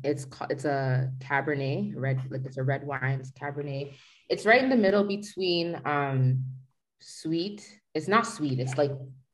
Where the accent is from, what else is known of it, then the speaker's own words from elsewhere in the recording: Jamaica; And I'm a Jamaican, so we live by that white rum